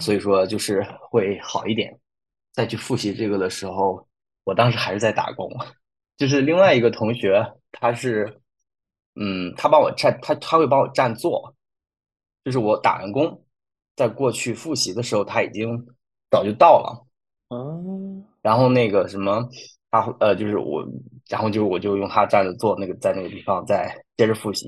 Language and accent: Chinese; China; moved away as an adult; also born or lived in Freiburg, Germany; 我们就是中国人